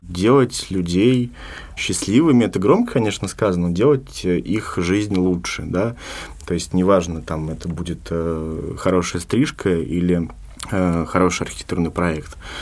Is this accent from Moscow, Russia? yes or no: yes; Moscow, Russia; moved away as an adult; now in Sergiev Posad, Russia; я сам из Москвы